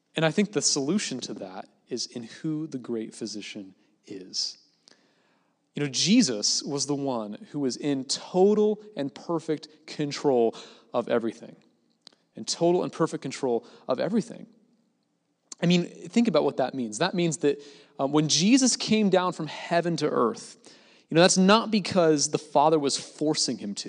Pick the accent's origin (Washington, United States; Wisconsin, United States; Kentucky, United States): Washington, United States; Gig Harbor; moved away as an adult; back in Gig Harbor, my hometown